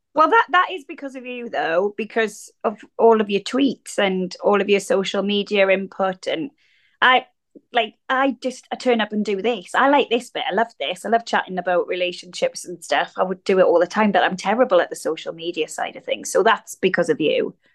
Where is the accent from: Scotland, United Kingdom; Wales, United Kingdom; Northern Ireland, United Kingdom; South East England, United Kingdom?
Wales, United Kingdom; accent: regional accent; moved away as an adult; growing up in Wales as a teenager